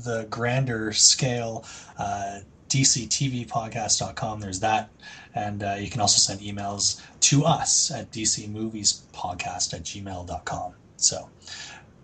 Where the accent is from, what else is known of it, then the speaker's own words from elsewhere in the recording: Calgary, Alberta, Canada; I'm Canadian from Calgary, and damn proud of it